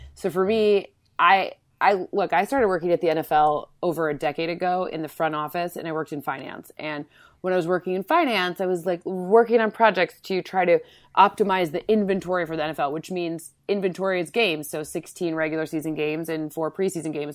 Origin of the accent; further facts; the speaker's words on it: Michigan, United States; moved away; also born or lived in Connecticut / New York; we're both from Michigan